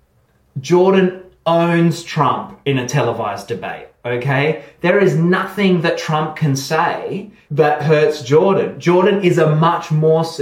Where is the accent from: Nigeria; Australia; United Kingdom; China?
Australia; I'm Australian